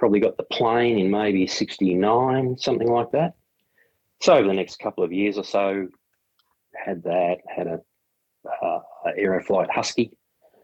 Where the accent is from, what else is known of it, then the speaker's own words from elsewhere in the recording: Melbourne, Victoria, Australia; also born or lived in Fish Creek, Victoria; when I was 13, we moved away from Melbourne